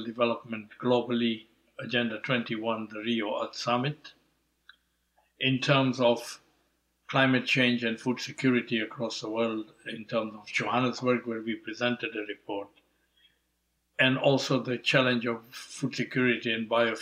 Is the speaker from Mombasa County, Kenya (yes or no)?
no; Nairobi, Kenya; moved away as an adult; also born or lived in England; I was born in Kenya, Nairobi, of Indian parents. So in a way, I have Indian heritage, African upbringing growing up in Kenya until the age of 18, European education in England